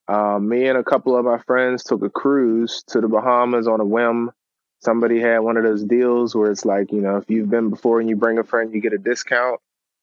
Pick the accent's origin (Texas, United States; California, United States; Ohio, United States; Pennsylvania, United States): Pennsylvania, United States; Pittsburgh; also born or lived in Charlotte, North Carolina; I'm from Pittsburgh, but I wasn't actually born here. I was born in Charlotte, North Carolina.